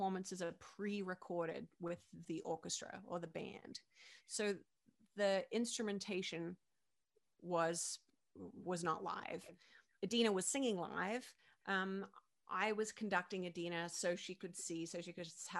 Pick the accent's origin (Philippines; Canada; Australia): Australia; Perth, Western Australia; moved away as an adult; now in New York, United States; when I was growing up in Perth, Western Australia